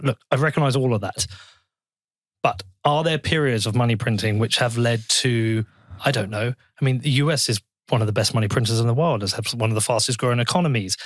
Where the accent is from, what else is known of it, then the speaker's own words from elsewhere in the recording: Bedford, East of England, United Kingdom; in my hometown